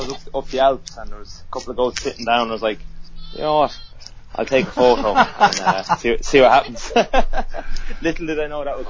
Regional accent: Ireland; moved away as an adult; also born or lived in Bangor, Wales; now in Birmingham, United Kingdom; as you can tell, I'm from Ireland. Bit of a giveaway. So I moved over here 8 years ago to Bangor in North Wales to do a teaching degree, to become a teacher. And then when I completed that in 2011, I moved down to Birmingham.

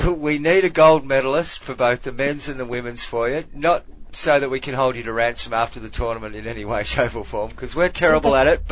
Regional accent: Australia; As an Australian

